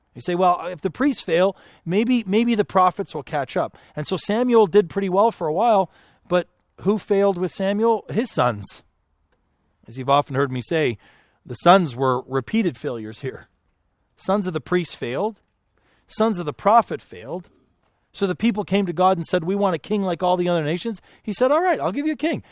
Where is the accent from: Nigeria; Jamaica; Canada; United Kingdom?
Canada; now in United States; I'm, I'm a Canadian